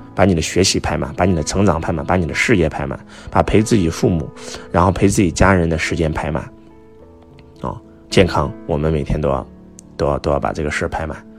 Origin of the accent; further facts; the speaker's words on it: China; 我们中国人